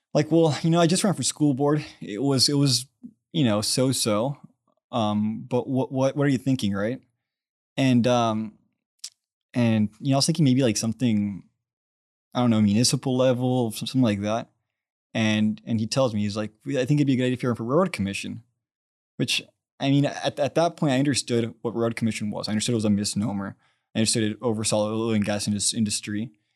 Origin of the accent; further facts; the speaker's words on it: Brownsville, Texas, United States; also born or lived in Washington, D.C.; I grew up in Brownsville, Texas